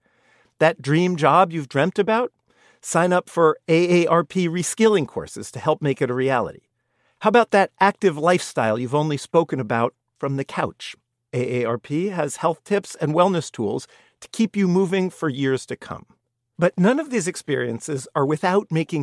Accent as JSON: {"language": "English", "region": "California", "country": "United States", "said": "I'm from California"}